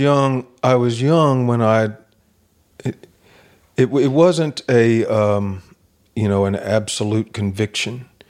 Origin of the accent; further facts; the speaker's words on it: Kentucky, United States; I'm from Kentucky